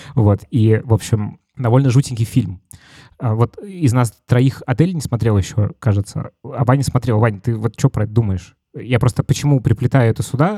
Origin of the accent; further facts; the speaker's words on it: Moscow, Russia; я из Москвы